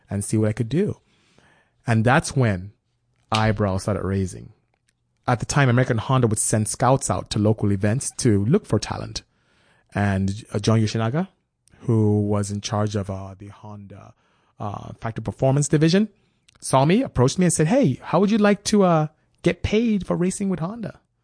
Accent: Nigeria; moved away; also born or lived in West Africa; being Nigerian raised by my father

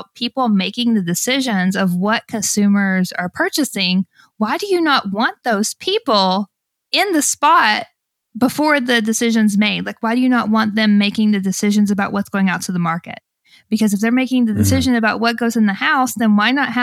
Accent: Alabama, United States; I grew up in Alabama

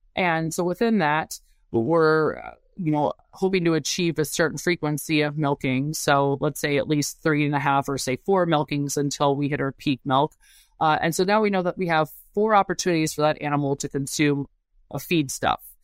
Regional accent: Urbana-Champaign, Illinois, United States; moved away as an adult; also born or lived in Madison, Wisconsin; born and raised in Urbana-Champaign, Illinois, and yeah, grew up right down from the South Farms Research Center

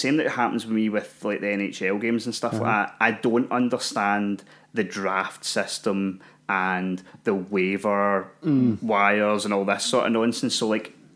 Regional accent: Scotland, United Kingdom; being Scottish

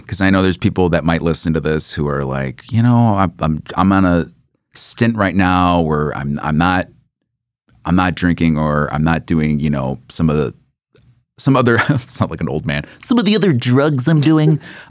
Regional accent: Jonesboro, United States; I'm from Jonesboro.

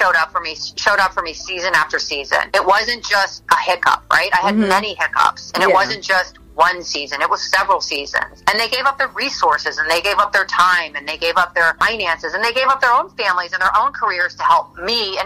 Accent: St. Louis, Missouri, United States; now in Miami, United States; I live in Miami, Florida. I'm actually from St. Louis, Missouri, but I live in Miami.

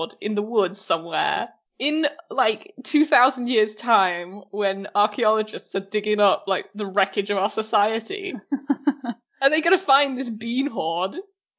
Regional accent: England, United Kingdom; I was brought up in England

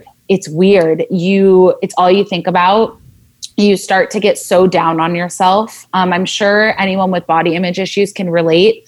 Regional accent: Southern California, United States; I grew up in Southern California

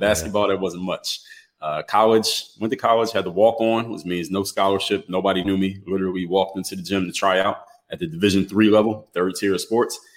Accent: Philadelphia, Pennsylvania, United States; moved away as an adult; now in Miami, United States; I come from the city of Philadelphia, Pennsylvania, uh, now reside in Miami, Florida

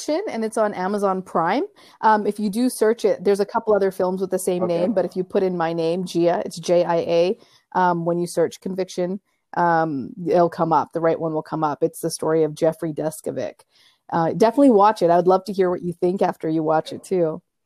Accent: Canada; moved away as an adult; also born or lived in Africa; now in New York, United States; I grew up my entire life in Canada

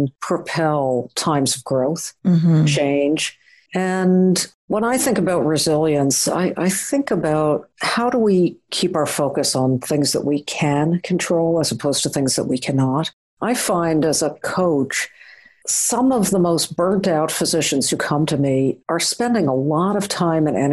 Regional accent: Long Island, outside New York City, United States; I grew up outside of New York City in a middle-class Long Island neighborhood

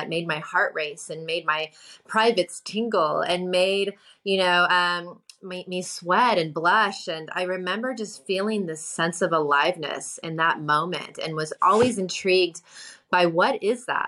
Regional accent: New York City, New York, United States; when I came back to my hometown, New York City

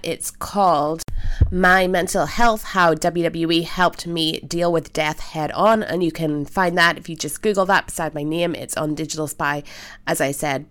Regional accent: Belfast, Northern Ireland, United Kingdom; I am from Belfast, Northern Ireland

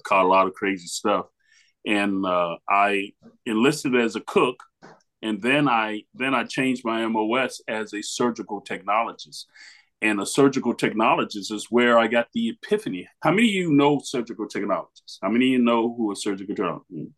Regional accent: Miami, Florida, United States; now in Louisville, United States; I'm originally from Miami, Florida.

